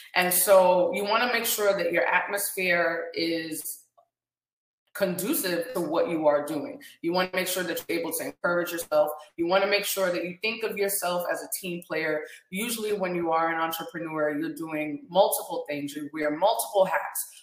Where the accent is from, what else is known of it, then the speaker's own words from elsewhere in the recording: Guyana; now in Orlando, United States; we're from Guyana